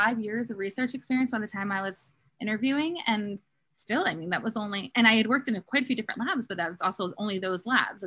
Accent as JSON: {"language": "English", "town": "Philadelphia", "region": "Pennsylvania", "country": "United States", "moved": "yes", "said": "I was from Philadelphia"}